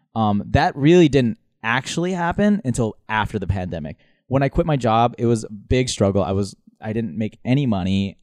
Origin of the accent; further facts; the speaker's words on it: Minnesota, United States; moved away as an adult; also born or lived in Manila, Philippines / Dubai, United Arab Emirates / Honduras / Chicago; now in New York, United States; Then Minnesota, that's where I, my formative years